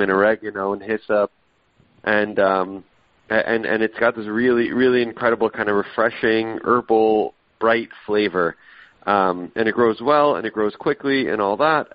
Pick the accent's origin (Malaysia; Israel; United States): Israel; moved away; I was born in Israel. I go back every year